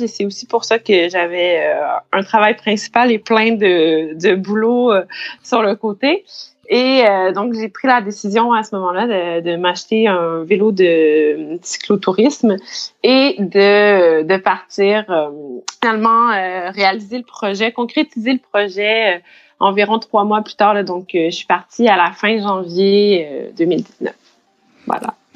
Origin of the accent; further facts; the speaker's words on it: Saint-Hyacinthe, Quebec, Canada; first language French; moved away as an adult; also born or lived in Montreal; now in Abidjan, Côte d'Ivoire; je suis canadienne, québécoise. J'ai grandi à Saint-Hyacinthe, en Montérégie.